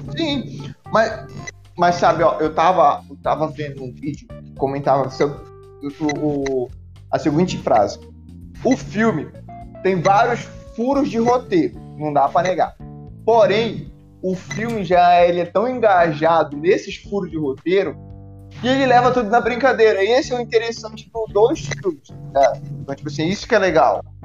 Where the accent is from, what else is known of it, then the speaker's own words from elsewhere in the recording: Santana, Amapá, Brazil; now in Maringá, Brazil; eu vim de Santana do Amapá